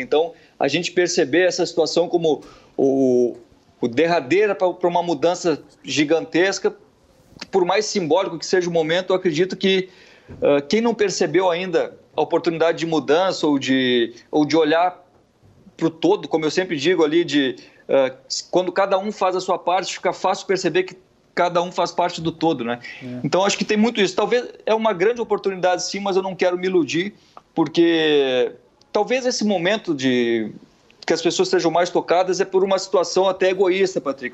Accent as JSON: {"language": "Portuguese", "area": "Gaúcho", "region": "Rio Grande do Sul", "country": "Brazil", "moved": "as an adult", "lives_now": "Rio de Janeiro, Brazil", "said": "Eu sou gaúcho, mas moro no Rio há uma década"}